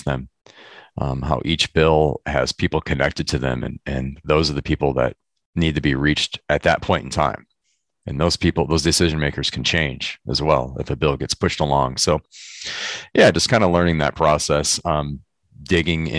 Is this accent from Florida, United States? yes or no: no; Michigan, United States; moved away as an adult; now in California, United States; I grew up in Michigan. I live in California now, but I grew up in Michigan for 20 some years.